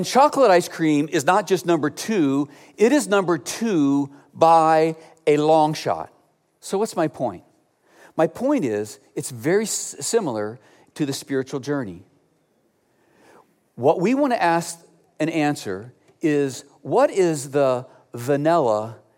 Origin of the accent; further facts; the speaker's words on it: Cleveland, Ohio, United States; moved away; Growing up in Cleveland, Ohio